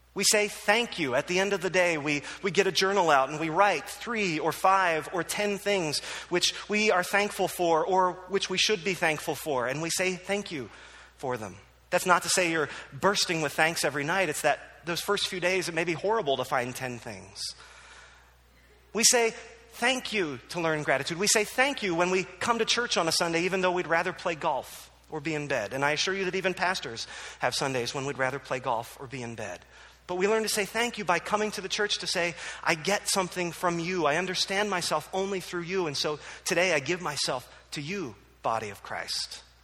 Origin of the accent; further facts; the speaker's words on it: Philadelphia, Pennsylvania, United States; My love for Philadelphia sports is undimmed. I grew up in Philadelphia. I love Philadelphia.